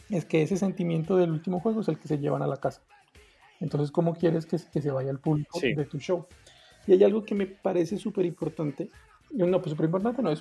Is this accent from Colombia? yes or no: yes; Pasto, Nariño, Colombia; que yo jodo con que yo soy de Pasto. Para los que no saben y no están escuchando, Pasto es la ciudad donde están las personas más inteligentes de Colombia.